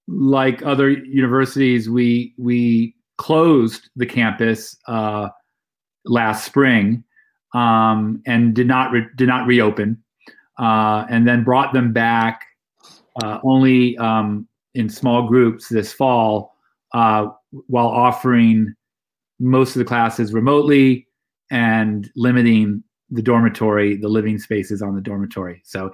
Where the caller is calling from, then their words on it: Kent, Ohio, United States; I'm calling in from Kent, Ohio, where I live with my family, home of Kent State University, where I work and direct the WIC Poetry Center here in the College of Arts and Sciences.